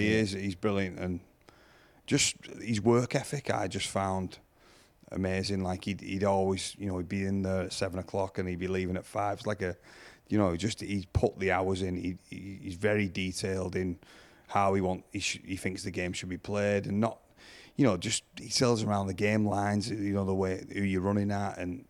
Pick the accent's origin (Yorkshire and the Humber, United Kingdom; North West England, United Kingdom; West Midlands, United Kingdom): North West England, United Kingdom; Salford; I don't think he realised I was a Saints lad at first, honestly, because I come from Salford.